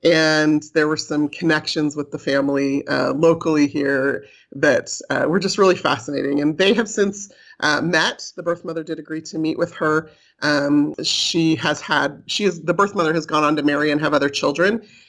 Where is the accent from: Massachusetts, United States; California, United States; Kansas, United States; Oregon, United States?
California, United States; moved away as an adult; now in Utah, United States; Like I mentioned, I was raised in California, and I moved to Utah after I finished college to work here for Brigham Young University.